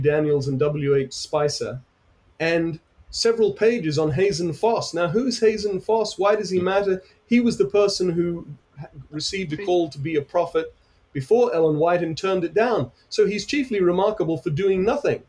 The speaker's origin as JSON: {"language": "English", "country": "United Kingdom", "said": "I'm from Britain"}